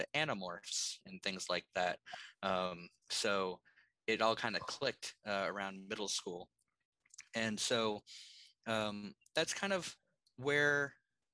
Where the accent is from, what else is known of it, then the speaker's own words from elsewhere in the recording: Maine, United States; I grew up in Maine.